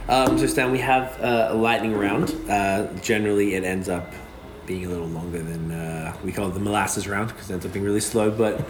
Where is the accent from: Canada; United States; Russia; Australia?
Australia; Melbourne, Victoria; I went to Ringwood High. I'm from Melbourne, Australia. I went to Ringwood High School